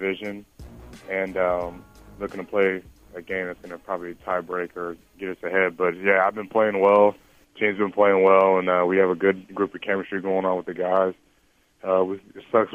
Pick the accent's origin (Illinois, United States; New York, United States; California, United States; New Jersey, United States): California, United States; Long Beach; moved away as an adult; now in Santa Cruz, United States; I'm from Long Beach